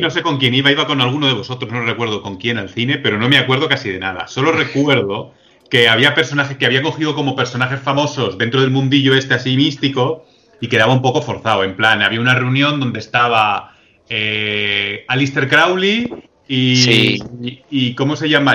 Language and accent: Spanish; Madrid, Community of Madrid, Spain; nosotros que somos de Madrid